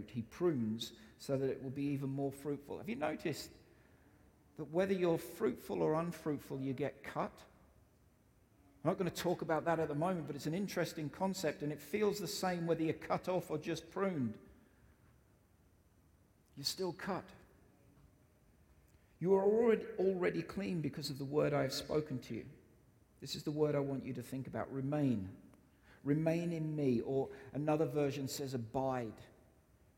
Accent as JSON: {"language": "English", "country": "United Kingdom", "said": "I'm British"}